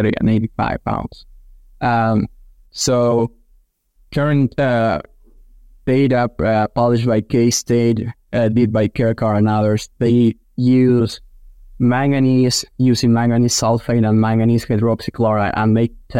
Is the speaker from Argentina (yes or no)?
yes; Argentina; moved away as an adult; now in Kansas, United States; I'm originally from Argentina. I did vet school back in my country, then worked for 3 years in the swine nutrition field in Argentina